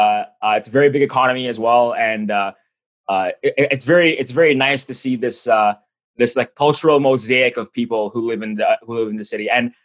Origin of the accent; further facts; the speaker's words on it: Toronto, Ontario, Canada; I was born and raised in Toronto, and I haven't really left.